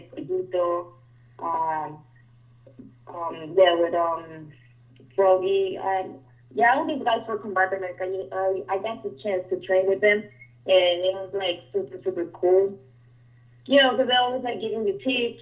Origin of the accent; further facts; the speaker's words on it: Mexico; moved away as an adult; now in Las Vegas, United States; I'm from Mexico